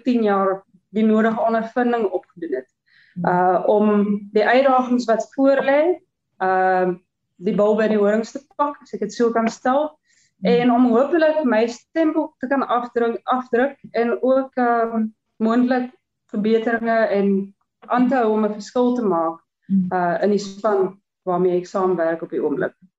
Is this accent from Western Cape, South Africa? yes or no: no; Klerksdorp, North West, South Africa; moved away as an adult; also born or lived in Stellenbosch; ek het groot geword in in Klerksdorp